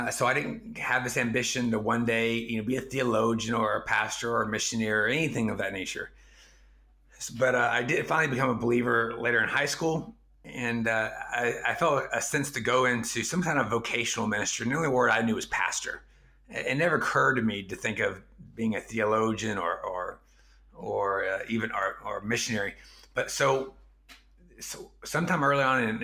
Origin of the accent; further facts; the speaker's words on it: East Texas, United States; first language English; moved away as an adult; also born or lived in China; I grew up in East Texas, which is an honor shame culture in its own right.